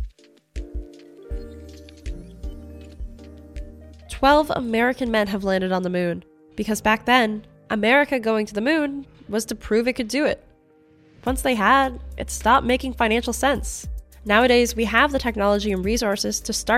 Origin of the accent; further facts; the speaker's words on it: Canada; as a Canadian